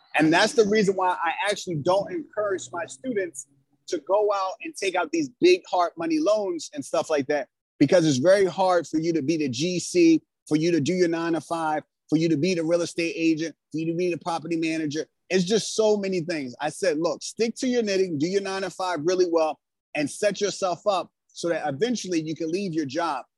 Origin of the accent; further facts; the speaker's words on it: Philadelphia, Pennsylvania, United States; I grew up in West Philadelphia and Pennsylvania